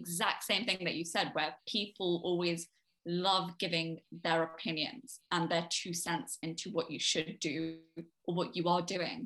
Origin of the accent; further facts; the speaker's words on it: United Kingdom; also born or lived in Delhi; I define UK as home simply for the fact that I was born here. I am a British citizen